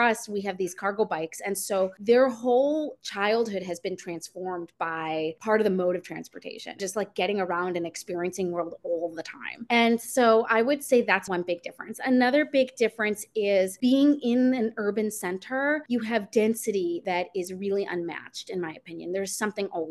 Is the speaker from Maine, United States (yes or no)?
no; Chicago, Illinois, United States; moved away as an adult; now in New York City, United States; I grew up in the sort of suburbs of Chicago